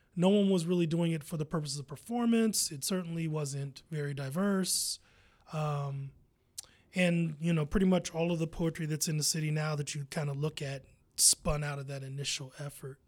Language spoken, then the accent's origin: English; Columbus, Ohio, United States; I'm from Columbus